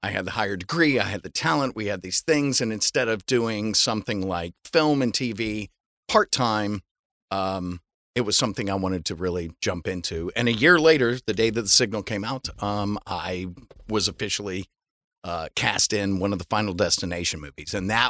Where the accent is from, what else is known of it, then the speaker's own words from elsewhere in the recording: Atlanta, Georgia, United States; moved away as an adult; now in Los Angeles, United States; I'm not. I'm from Atlanta, Georgia.